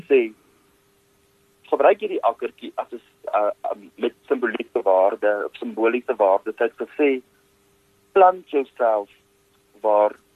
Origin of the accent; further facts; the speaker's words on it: West Rand, Gauteng, South Africa; also born or lived in Potchefstroom; Ek is oorspronklik van die Wesrand af.